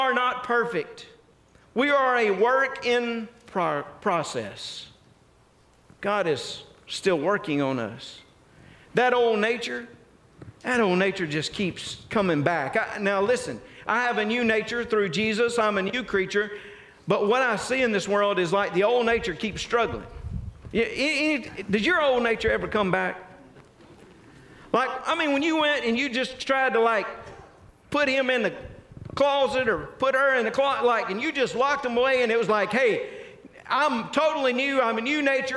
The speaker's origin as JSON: {"language": "English", "region": "North Mississippi", "country": "United States", "tie": "born or raised there", "said": "I was raised in North Mississippi"}